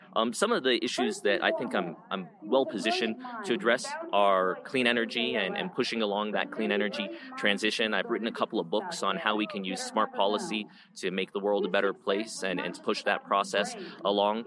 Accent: Colorado, United States; I was born and raised here in Colorado.

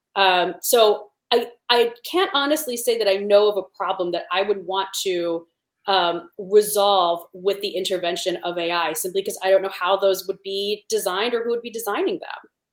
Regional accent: Cleveland, Ohio, United States; I grew up in Cleveland.

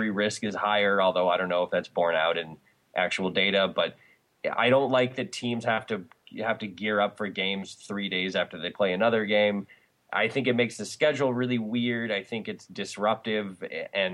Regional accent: New England, United States; now in California, United States; I grew up in New England, and so Thanksgiving was, you know, actual Thanksgiving.

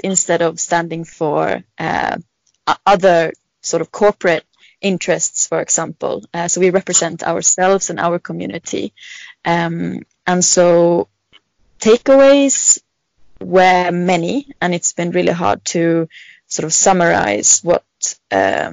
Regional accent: Sweden; I am from Sweden

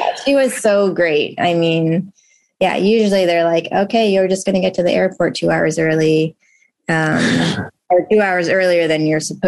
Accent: Southern California, United States; moved away as an adult; also born or lived in Chicago, Illinois; now in New York City, United States; we moved to California, Southern California. And I lived there until the end of high school

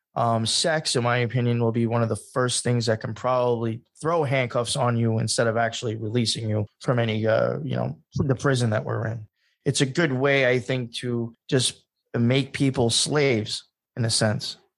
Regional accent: Long Island, New York, United States; I came from Long Island. I was not a city boy

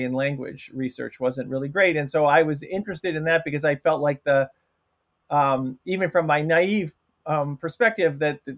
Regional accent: Toronto, Ontario, Canada; moved away as an adult; also born or lived in Kingston, Ontario; I'm from Canada, I'm from Toronto

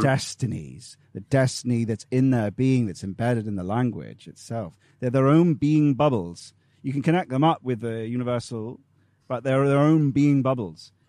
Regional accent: England, United Kingdom; we're a people, we're English people

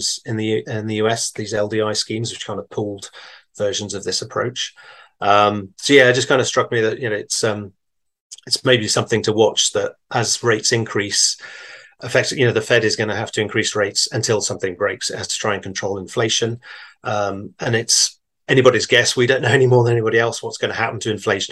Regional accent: England, United Kingdom; I am. Yeah, from England

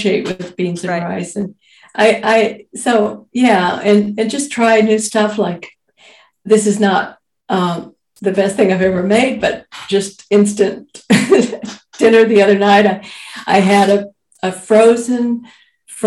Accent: Fort Worth, Texas, United States; now in Belmont, United States; I grew up in Cowtown, literally called Cowtown as a nickname, Fort Worth, Texas.

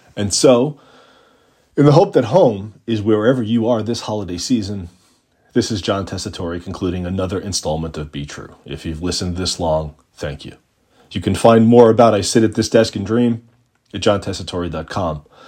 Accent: Long Island, New York, United States; also born or lived in Brooklyn, New York; I'm really a Long Island kid, part of the suburban migration from New York City in the late nineteen seventies

